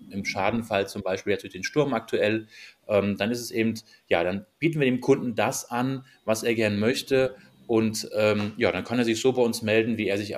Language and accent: German; Maintal, Hesse, Germany; bin 44 Jahre alt, verheiratet, drei Kinder, komme aus dem Raum Frankfurt, aus dem schönen Maintal, direkt am Main.